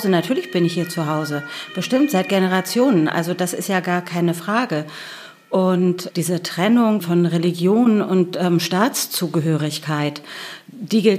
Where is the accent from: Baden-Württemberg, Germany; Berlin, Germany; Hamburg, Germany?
Berlin, Germany; born there; Und als ich gesagt habe, ich bin sogar in Berlin geboren, äh, das konnten die sich gar nicht vorstellen.